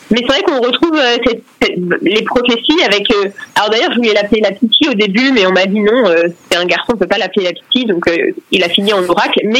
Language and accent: French; Brittany, France; moi je suis bretonne, hein, pour ceux qui ne le savent pas, donc euh, voilà, la Bretagne c'est ma vie.